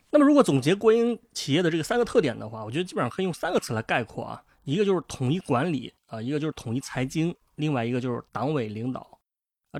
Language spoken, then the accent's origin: Chinese; northern China, China; 作为一个北方人